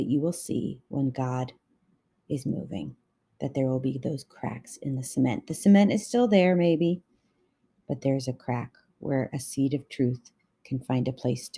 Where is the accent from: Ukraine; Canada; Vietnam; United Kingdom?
Canada; I'm Canadian